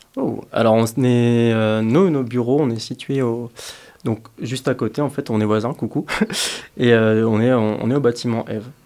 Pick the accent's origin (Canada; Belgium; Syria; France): France; now in Grenoble, France; je suis étudiant euh, français, donc de base, je suis pas de Grenoble